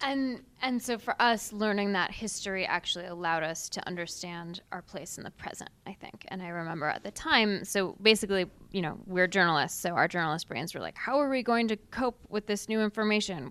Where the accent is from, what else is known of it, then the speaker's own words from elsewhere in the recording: Seattle, Washington, United States; I grew up in Seattle, really progressive town